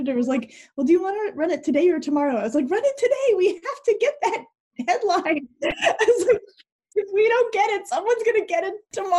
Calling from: Shaker Heights, Ohio, United States; I live in Shaker Heights, Ohio, and that's where I am right now.

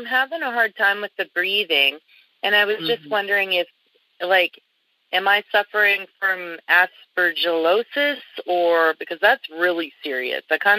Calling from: Canada

